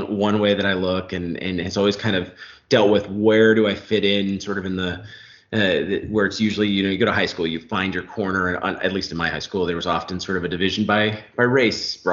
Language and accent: English; Orange County, California, United States; I grew up in Orange County, California, sort of in a working class neighborhood